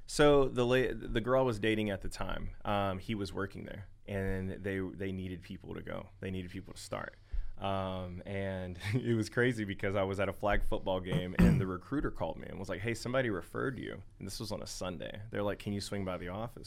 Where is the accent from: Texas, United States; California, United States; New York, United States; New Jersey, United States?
Texas, United States; Longview; I'm from Northeast Texas, Longview, Tyler